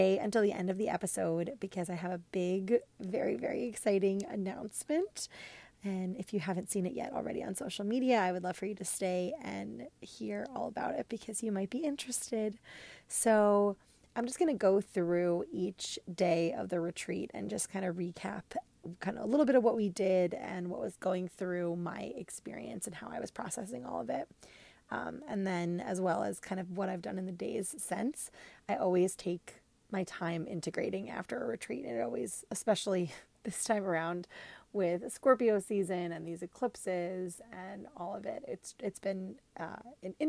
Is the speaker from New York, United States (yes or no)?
yes; New York, United States; I'm from New York